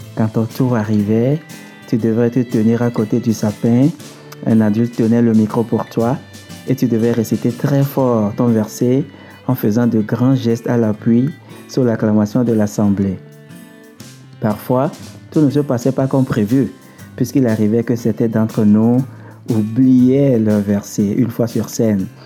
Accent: Togo; moved away; Je suis originaire du Togo, un pays situé en Afrique de l'Ouest

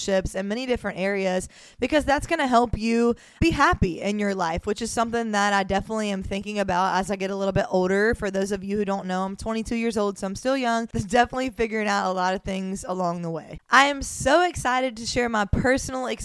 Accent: Mobile, Alabama, United States; moved away as an adult; now in Miami, United States; I was born and raised in Mobile, Alabama.

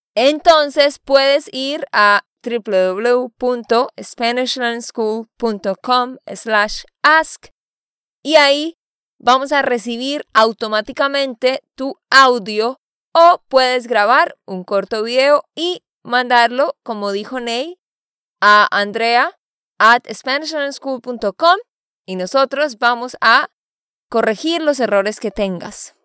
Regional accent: Bucaramanga, Santander, Colombia; moved away as an adult; also born or lived in Barranquilla, Colombia; now in United States; Después vivimos en el campo por cinco años y después nos fuimos a la ciudad de Bucaramanga y allá terminé mis estudios

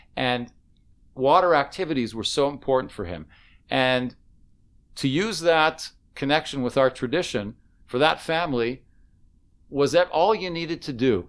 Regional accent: Canada; now in Israel; I was from Canada

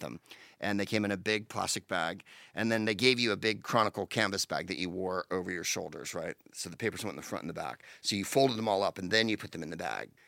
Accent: San Carlos, California, United States; moved away as an adult; also born or lived in Palo Alto / Mountain View / England; now in Los Angeles, United States; I was in first grade, second grade in Palo Alto, and then we moved to Saint Carlos and I did third through the rest here.

